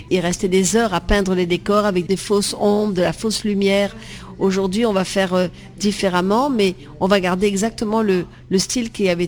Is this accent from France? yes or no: no; Vietnam; moved away; ma vie avant Marie-Rose, c'est d'être en Indochine où je suis née, au Vietnam, et j'ai eu la chance d'être sur une plantation de caoutchouc.